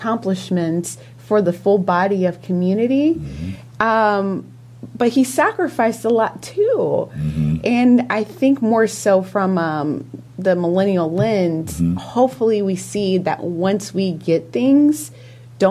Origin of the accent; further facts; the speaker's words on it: United States; I grew up in Hamilton County